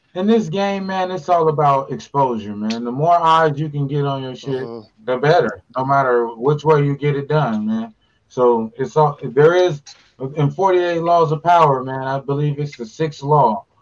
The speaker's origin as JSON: {"language": "English", "town": "Pasadena", "region": "California", "country": "United States", "said": "I'm from Pasadena"}